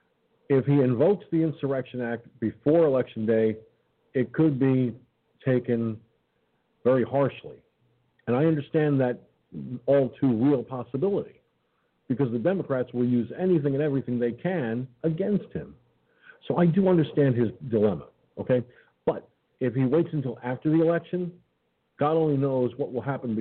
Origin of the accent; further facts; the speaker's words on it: Peekskill, New York, United States; Peekskill, New York, my hometown.